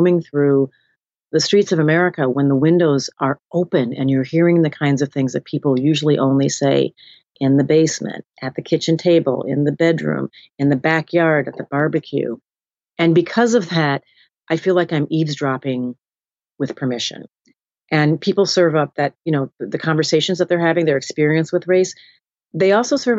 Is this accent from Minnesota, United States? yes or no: yes; Minnesota, United States; I was raised in Minnesota, spent much of my summers in Birmingham, Alabama, where my father was from